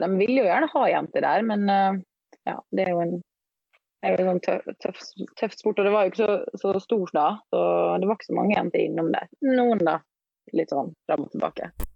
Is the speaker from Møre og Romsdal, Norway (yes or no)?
yes; Ålesund, Møre og Romsdal, Norway; now in Oslo, Norway; Jeg bor eh, på Majorstua i Oslo, men jeg kommer fra Ålesund.